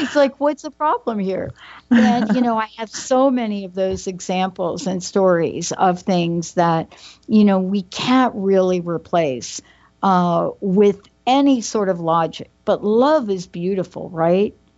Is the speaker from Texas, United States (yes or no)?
no; New York, United States; I'm a girl from New York.